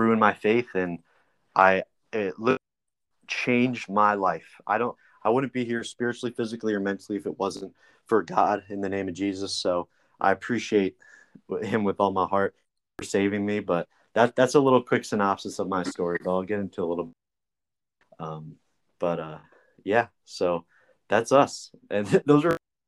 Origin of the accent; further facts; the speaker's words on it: New Jersey, United States; moved away as an adult; also born or lived in Alabama; I'm from New Jersey originally. And that's where I am right now